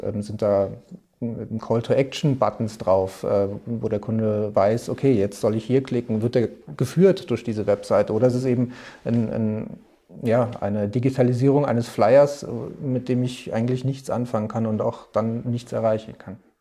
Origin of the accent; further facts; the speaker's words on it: Trier, Rhineland-Palatinate, Germany; moved away as an adult; now in Munich, Germany; ich komme ursprünglich aus Trier, ähm, bin aber schon vor über zehn Jahren hier nach München gekommen